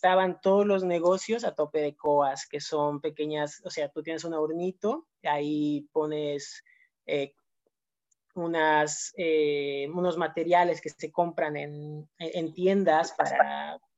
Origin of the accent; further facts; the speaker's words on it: Cochabamba, Bolivia; now in Barcelona, Spain; yo soy de Cochabamba